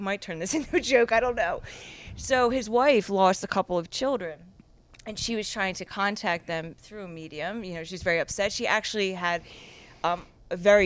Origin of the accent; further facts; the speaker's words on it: Philadelphia, Pennsylvania, United States; I'm a girl from Philly